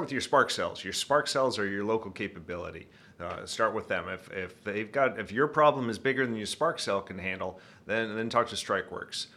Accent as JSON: {"language": "English", "town": "Midland", "region": "Michigan", "country": "United States", "tie": "born or raised there", "accent": "Michigan", "said": "I'm from Midland, Michigan, right in the center of the state. Uh, grew up there"}